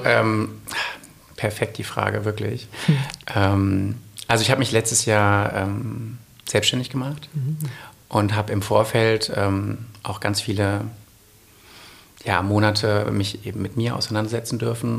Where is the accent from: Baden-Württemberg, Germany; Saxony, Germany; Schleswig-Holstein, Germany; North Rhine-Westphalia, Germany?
North Rhine-Westphalia, Germany; Essen; moved away as an adult; now in Munich, Germany; ich komme ursprünglich aus Essen und bin seit vier Jahren in München